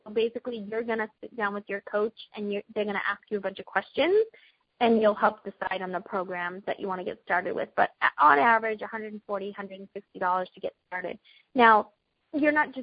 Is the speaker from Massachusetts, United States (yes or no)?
yes; Boston, Massachusetts, United States; accent: Boston; In my Boston accent